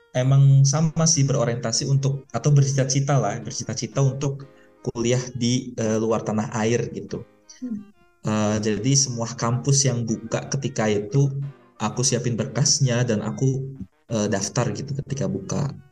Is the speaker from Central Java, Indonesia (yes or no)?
no; Depok, West Java, Indonesia; moved away as an adult; now in Sharjah, United Arab Emirates; aku aslinya Depok